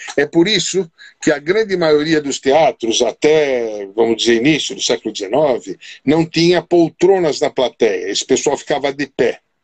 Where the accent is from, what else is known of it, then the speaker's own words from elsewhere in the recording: Brazil; eu nasci e cresci no Brasil italiano, tá? Esse foi o meu bairro de, de origem